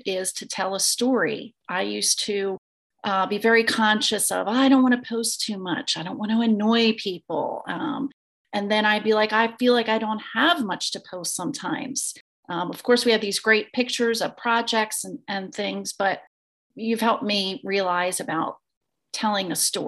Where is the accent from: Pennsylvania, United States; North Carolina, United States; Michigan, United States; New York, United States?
Pennsylvania, United States; Exton; I am from Exton, Pennsylvania, East Coast girl